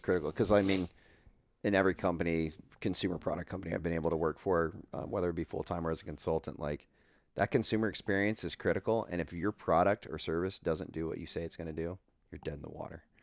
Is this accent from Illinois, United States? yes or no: no; Northeast Texas, United States; growing up in Northeast Texas